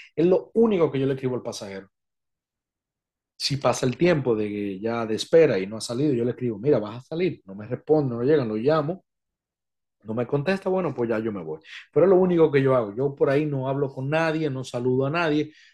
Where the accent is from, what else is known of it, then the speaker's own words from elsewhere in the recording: Dominican Republic; en mi país